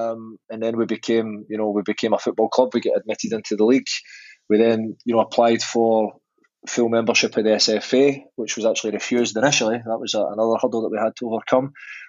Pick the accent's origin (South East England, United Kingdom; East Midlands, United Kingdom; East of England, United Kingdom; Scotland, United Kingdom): Scotland, United Kingdom; moved away; also born or lived in New York; as a Scotsman